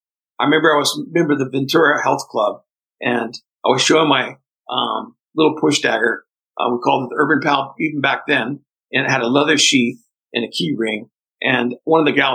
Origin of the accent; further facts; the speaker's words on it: interior of northeastern Brazil, Northeast Brazil, Brazil; English is a second language; also born or lived in Fortaleza, Brazil; now in United States; I was born in Fortaleza, Brazil, and then we moved into the vast interior of northeastern Brazil, and we lived about 48 hours by jeep from the nearest big town and very remote areas.